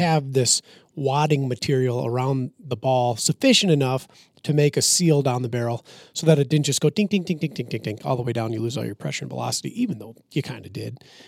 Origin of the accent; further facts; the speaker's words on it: Minnesota, United States; I'm from Minnesota.